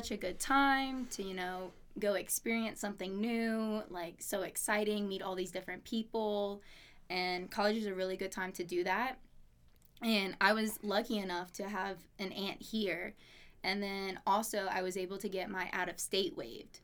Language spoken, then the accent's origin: English; Louisiana, United States; moved away as an adult; also born or lived in Alabama / Pocatello, Idaho; now in Idaho Falls, United States; I was born in Alabama, and then, uh, my mom moved to Louisiana when I was two. So, from two to eighteen, lived there